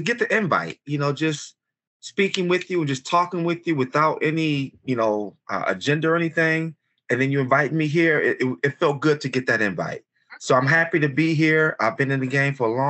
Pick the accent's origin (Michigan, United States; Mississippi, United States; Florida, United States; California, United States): Michigan, United States; Detroit; Born and raised in Detroit, Michigan, Detroit Public Schools, graduate of Cody High School